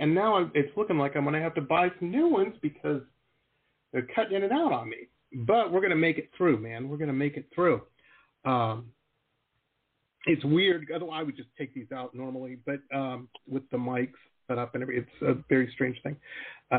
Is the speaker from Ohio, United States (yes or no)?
no; Detroit, Michigan, United States; I grew up in Metro Detroit and in the suburbs